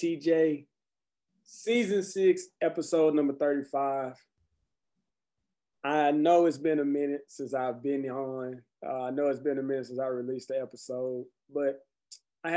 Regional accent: Conway, United States; my hometown in Conway

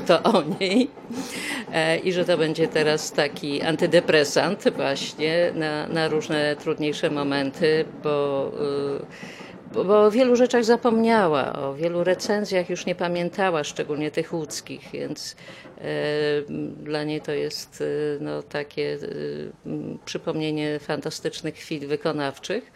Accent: Łódź, Łódź Voivodeship, Poland; moved away as an adult; now in Poznań, Poland; jestem z pochodzenia łodzianką

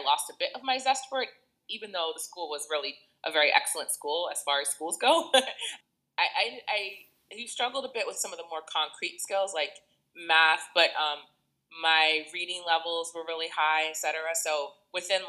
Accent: Boston, Massachusetts, United States; moved away as an adult; now in New York, United States; I'm originally from Boston, but I've been in New York area since 2001

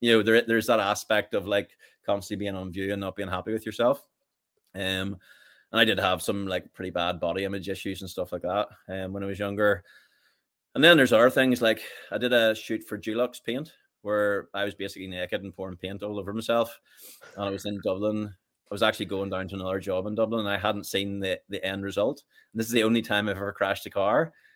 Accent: Richhill, Northern Ireland, United Kingdom; I grew up in Rich Hill, just about five miles from Portadown.

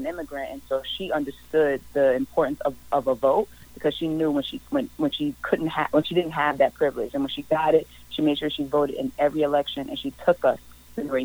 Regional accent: New York City, New York, United States; I grew up in Harlem, you know, on welfare, food stamps, Medicaid, all of these social welfare programs

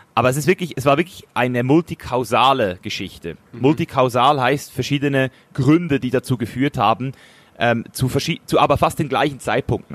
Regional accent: Switzerland; als Schweizer Junge

